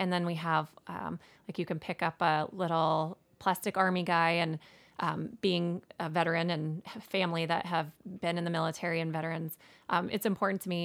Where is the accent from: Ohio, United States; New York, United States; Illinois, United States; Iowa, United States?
Iowa, United States; Manning; I was born here, born and raised in Manning, graduated from high school